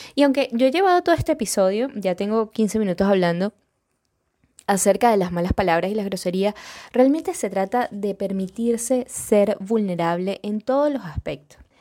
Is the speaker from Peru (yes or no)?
no; Venezuela; accent: venezolano; en Venezuela, de donde yo soy, orgullosamente venezolana